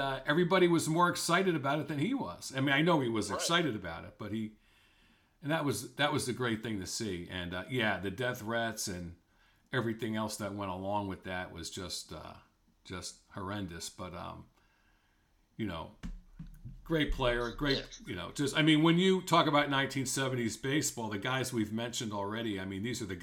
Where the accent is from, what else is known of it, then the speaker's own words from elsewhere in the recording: East Coast, United States; I grew up on the East Coast